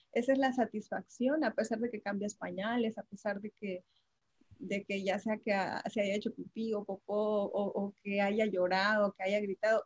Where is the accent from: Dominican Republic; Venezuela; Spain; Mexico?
Mexico; Tapachula, Chiapas; somos originarios de Tapachula, Chiapas